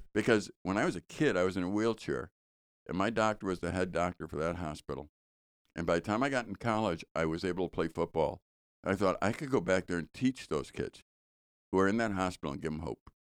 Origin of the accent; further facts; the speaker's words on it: Chicago, Illinois, United States; I grew up in Chicago and we used to garbage pick.